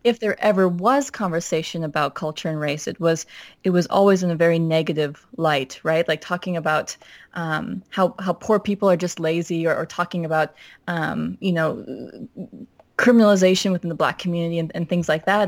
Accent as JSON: {"language": "English", "region": "Minnesota", "country": "United States", "tie": "born or raised there", "said": "I was raised in Minnesota"}